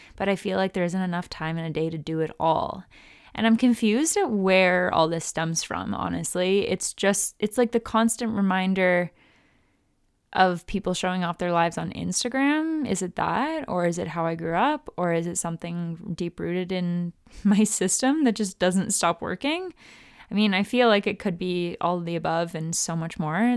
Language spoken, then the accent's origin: English; Vancouver, British Columbia, Canada; moved away as an adult; now in Cleveland, United States; I've moved back into my hometown, in a different country, into my parents' house